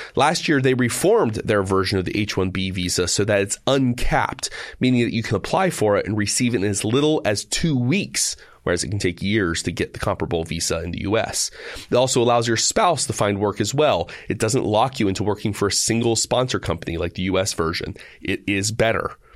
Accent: United States; I am still an American.

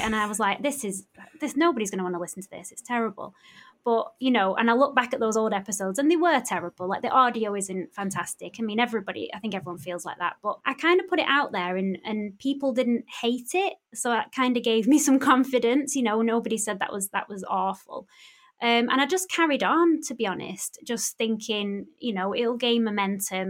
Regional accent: Bury, North West England, United Kingdom; my hometown in Bury

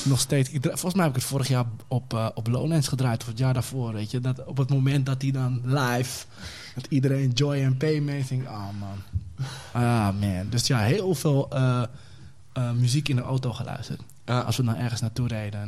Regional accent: Amsterdam, North Holland, Netherlands; Ik ben eh, Amsterdam-Oost geboren, eh, opgegroeid in West

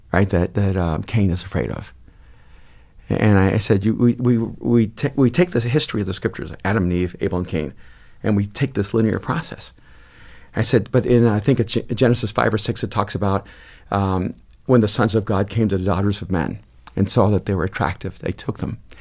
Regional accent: El Salvador; now in United States; I'm an immigrant from El Salvador.

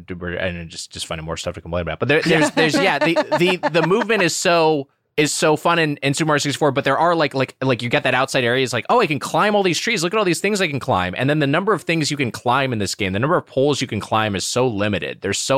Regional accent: Southern California, United States; I'm from Southern California, like Matt.

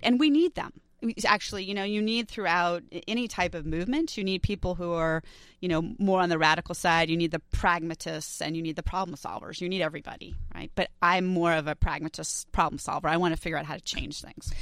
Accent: New York City, New York, United States; I grew up in New York City

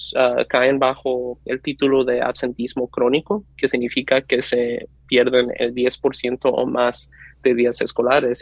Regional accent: Nashville, Tennessee, United States; also born or lived in Ciudad Juárez, Mexico / California; empecé la escuela, de hecho, en Tennessee, así es que toda mi educación ha sido en el sistema público, en el distrito escolar de Metro Nashville

